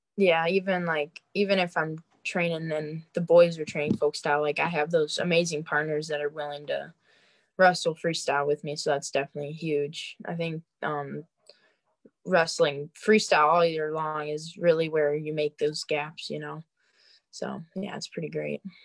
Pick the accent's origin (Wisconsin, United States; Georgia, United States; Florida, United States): Wisconsin, United States; moved away; also born or lived in Colorado